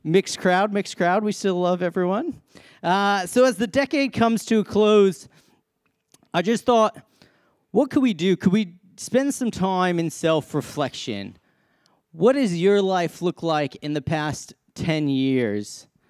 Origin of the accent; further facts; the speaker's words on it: Massachusetts, United States; So I came from Massachusetts, love my sports.